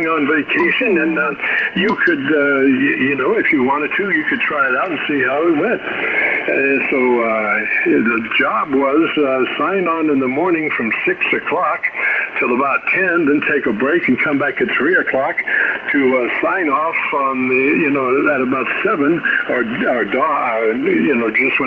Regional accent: West Palm Beach, Florida, United States; my hometown was West Palm Beach

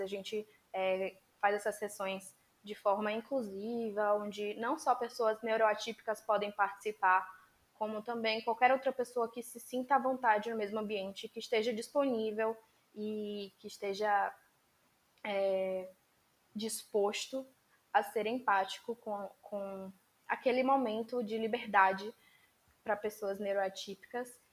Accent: Bahia, Brazil; eu sou baiana, estudo na Universidade do Estado da Bahia

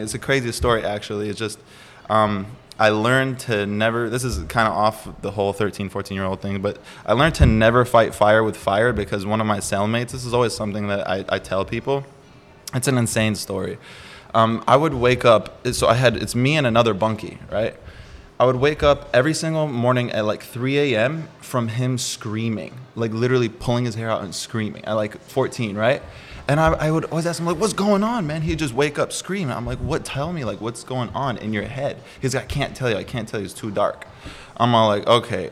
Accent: Milwaukee, Wisconsin, United States; moved away as an adult; now in San Diego, United States; Milwaukee, Wisconsin. I was born there, Midwest, so freezing

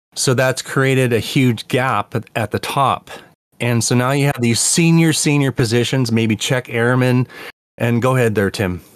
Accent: Canada; I'm from Canada

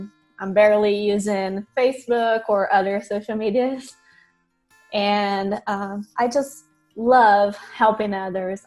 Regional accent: Brazil; moved away as an adult; now in United States; I grew up in Brazil, was born there

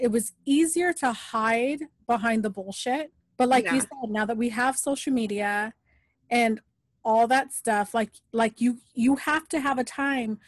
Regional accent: San Diego, California, United States; also born or lived in Texas; I grew up in San Diego, East County San Diego

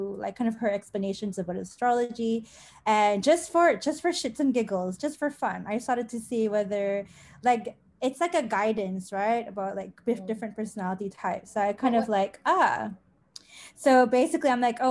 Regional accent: Klang Valley, Malaysia; I'm from the Klang Valley

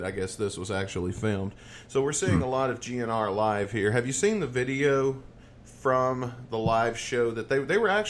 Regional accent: the South, United States; I'm from the South

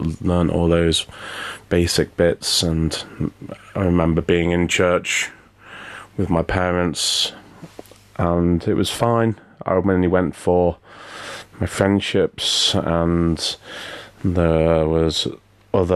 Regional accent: the Wirral, North West England, United Kingdom; moved away; I grew up on the Wivel

